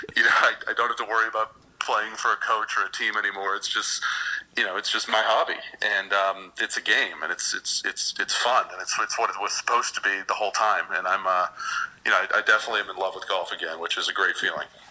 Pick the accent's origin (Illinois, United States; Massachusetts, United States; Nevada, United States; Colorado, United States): Illinois, United States; Chicago; also born or lived in Washington, D.C.; now in West Palm Beach, United States; growing up in Chicago and then living in D.C. for a while